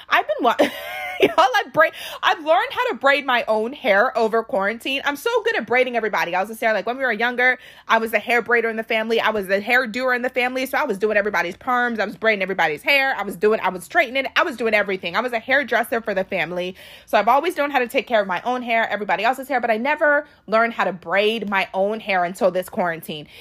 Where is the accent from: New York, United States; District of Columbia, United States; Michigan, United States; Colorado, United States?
District of Columbia, United States; Washington, D.C. area; born or raised there; also born or lived in Arlington, Virginia